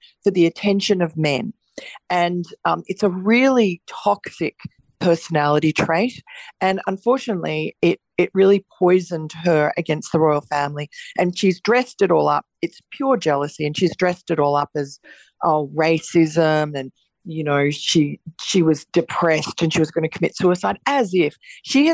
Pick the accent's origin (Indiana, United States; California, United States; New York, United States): New York, United States; New York City; moved away; also born or lived in Australia; I was born in America, in Jamaica, Queens, but I've spent, half my life in Australia